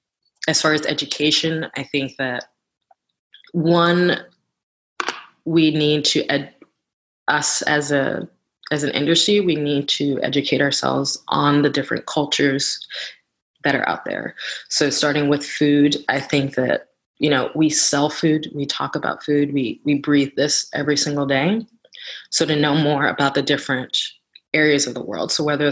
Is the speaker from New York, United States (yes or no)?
yes; New York, United States; a lot of people tell me that I don't sound like I'm from New York, and I know what they're saying when they say that.